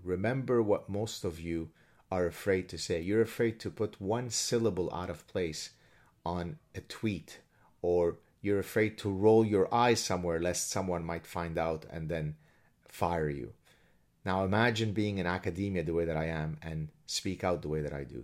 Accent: Lebanon; moved away; I come from Lebanon. I've experienced horrible things growing up in Lebanon

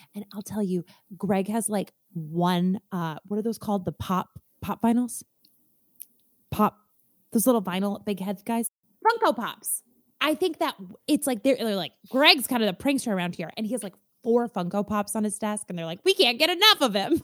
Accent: Minnesota, United States; I'm a Minnesotan

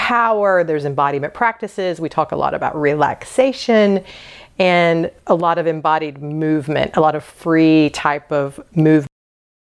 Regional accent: the South, United States; So I was born and raised in the South.

